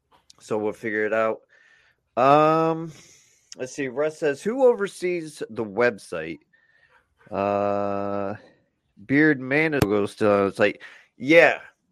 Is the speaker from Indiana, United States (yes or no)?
yes; Gary, Indiana, United States; Because I'm hung and I'm from Gary, Indiana.